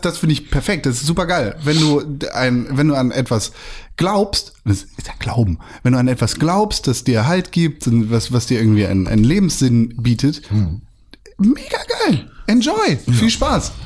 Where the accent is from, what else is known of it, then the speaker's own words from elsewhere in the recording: Germany; bin ich Deutscher